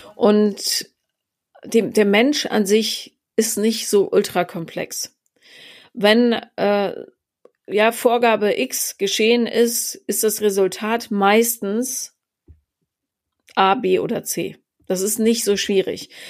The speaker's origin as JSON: {"language": "German", "town": "Regensburg", "region": "Bavaria", "country": "Germany", "tie": "born or raised there", "also_born_or_lived": "Munich", "moved": "yes", "said": "ich bin äh, ja zwischen München und Bamberg aufgewachsen in Regensburg"}